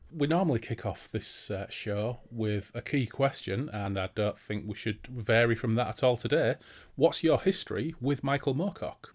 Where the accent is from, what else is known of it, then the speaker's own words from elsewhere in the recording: Hull, Yorkshire and the Humber, United Kingdom; I come from Hull in East Yorkshire, in the east of England